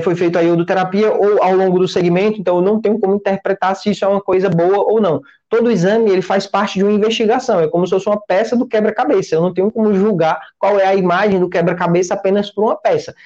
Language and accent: Portuguese; Ceará, Brazil; eu sou daqui do Ceará